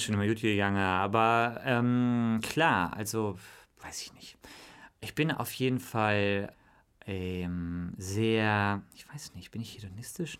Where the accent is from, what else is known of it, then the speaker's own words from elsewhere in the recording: Bonn, North Rhine-Westphalia, Germany; wir sind im großen Pfarrhaus, bin ich aufgewachsen in Bonn